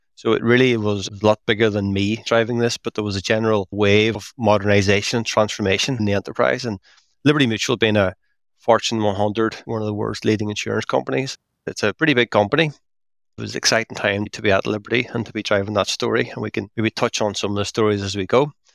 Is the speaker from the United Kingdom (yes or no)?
yes; Derry, Northern Ireland, United Kingdom; now in Belfast, United Kingdom; So, I'm based in Belfast. I'm from Derry, up in the very northwest of Ireland.